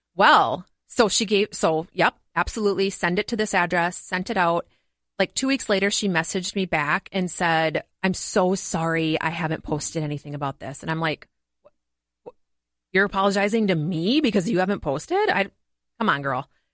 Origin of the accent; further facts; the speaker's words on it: Montgomery, Minnesota, United States; I grew up in Montgomery, Minnesota